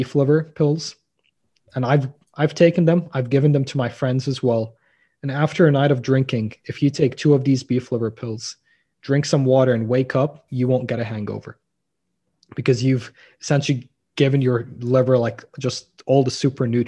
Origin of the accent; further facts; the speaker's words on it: Lebanon; moved away; growing up in Lebanon